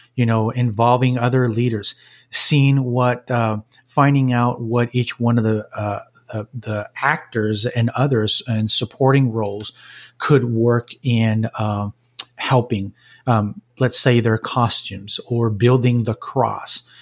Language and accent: English; Jalisco, Mexico; moved away as an adult; now in Owensboro, United States; my upbringing was in Mexico, in a small town in the state of Jalisco, about two hours from Guadalajara, central Mexico